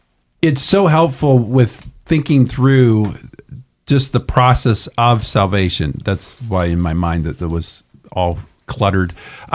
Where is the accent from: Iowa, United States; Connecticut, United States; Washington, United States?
Iowa, United States; now in Idaho, United States; Where I'm from the Midwest, from Iowa